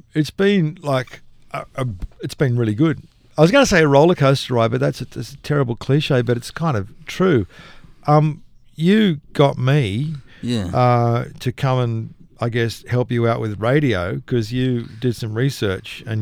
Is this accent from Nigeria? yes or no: no; Nowra, New South Wales, Australia; I grew up in Nowra